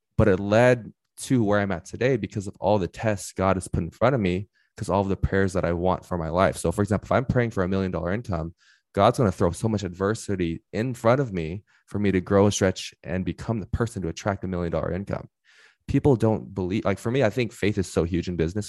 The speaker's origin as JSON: {"language": "English", "area": "Inland Empire", "region": "California", "country": "United States", "said": "I am from the Inland Empire, so if you know Los Angeles, head about thirty minutes east"}